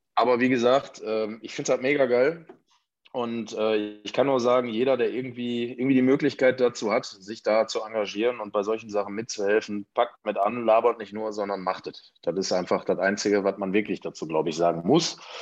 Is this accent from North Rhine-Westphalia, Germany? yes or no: yes; Ruhr area, North Rhine-Westphalia, Germany; hier bei uns im Ruhrgebiet